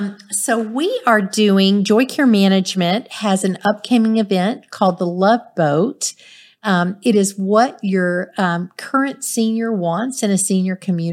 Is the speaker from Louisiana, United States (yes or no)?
yes; Louisiana, United States; I'm from Louisiana and I know it's bad in Louisiana.